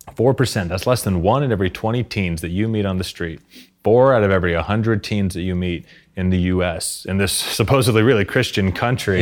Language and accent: English; Arkansas, United States; in my hometown in Arkansas in the U S